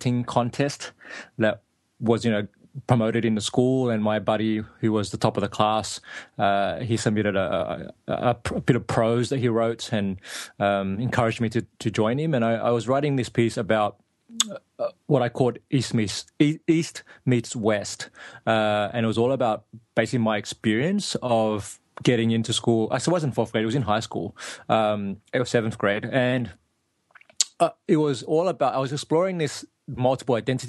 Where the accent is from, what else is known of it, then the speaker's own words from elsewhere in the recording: Sydney, New South Wales, Australia; moved away as an adult; also born or lived in Laos / Thailand; ended up in Sydney, Australia, where I grew up and went to school